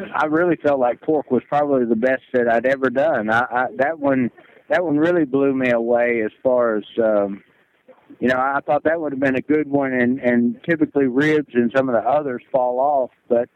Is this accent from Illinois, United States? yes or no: no; Kentucky, United States; I'm from Kentucky